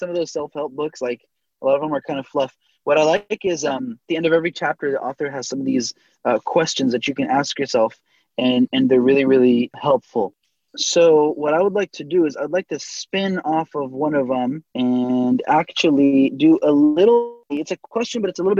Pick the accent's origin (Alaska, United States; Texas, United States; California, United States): California, United States; Southern; Born and raised in Southern California, everybody surfs.